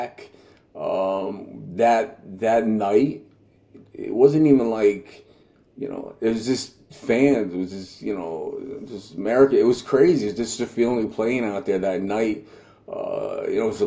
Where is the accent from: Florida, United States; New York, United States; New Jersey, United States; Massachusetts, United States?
New Jersey, United States; I grew up in New Jersey